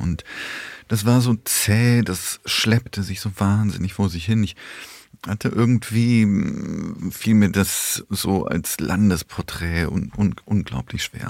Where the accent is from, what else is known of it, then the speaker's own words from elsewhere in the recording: Koblenz, Rhineland-Palatinate, Germany; also born or lived in Poland / Bonn; Ich bin mit sechs Jahren nach Deutschland gekommen, ähm, mit meinen Eltern 1981 und seitdem lebe ich hier, bin im Rheinland aufgewachsen und in Koblenz am Rhein